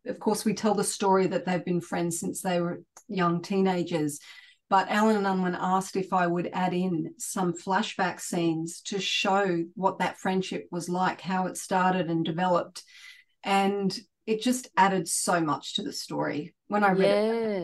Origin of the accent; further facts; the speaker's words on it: Sydney, New South Wales, Australia; I was born and raised in Sydney